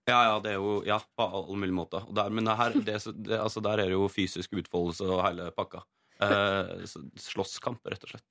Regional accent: Norway; accent: inland dialect; jeg har sånn innenlandsdialekt

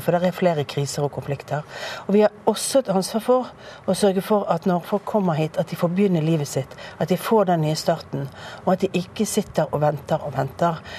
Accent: Bergen, Vestland, Norway; born or raised there

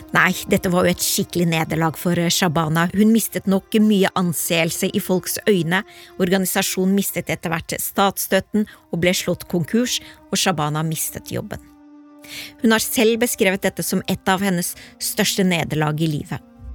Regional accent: Oslo, Norway; vi er fra Oslo øst begge to, vi har, kommer fra innvandrerfamilier

